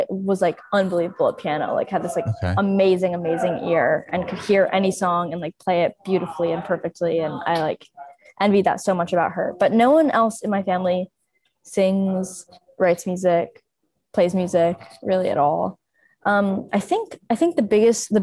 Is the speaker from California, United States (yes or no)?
yes; Los Angeles, California, United States; also born or lived in London, United Kingdom / New Haven, Connecticut; primarily raised